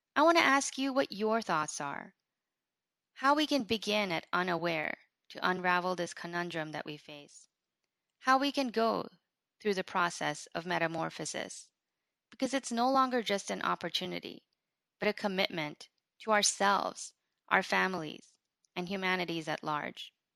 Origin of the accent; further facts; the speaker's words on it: United States; as an American Muslim living in America